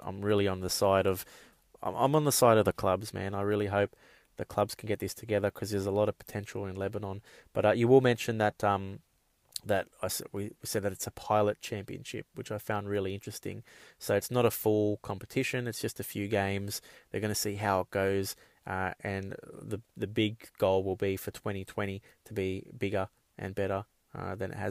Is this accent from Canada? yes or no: no; Australia; as an Australian fan